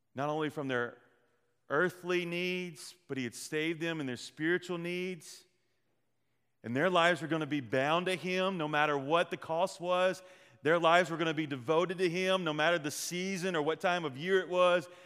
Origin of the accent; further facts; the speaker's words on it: the Delta, United States; We are from the Delta